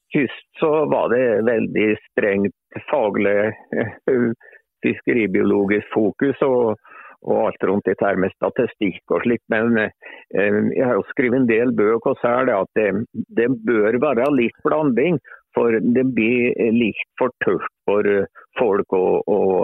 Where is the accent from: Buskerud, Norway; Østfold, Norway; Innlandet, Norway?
Innlandet, Norway; Lesja; jeg er jo fra Lesja, og det er jo fjellbygd. Ja. jeg er jo egentlig født på fjellet